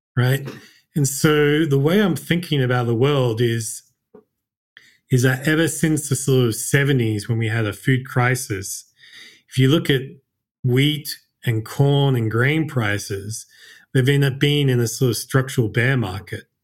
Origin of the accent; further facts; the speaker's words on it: Australia; moved away as an adult; also born or lived in Japan; I was born and raised in Australia